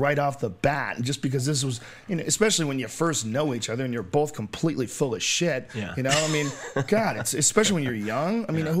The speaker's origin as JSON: {"language": "English", "region": "Massachusetts", "country": "United States", "accent": "Boston", "said": "I had a Boston accent for a while. I got rid of my Boston accent."}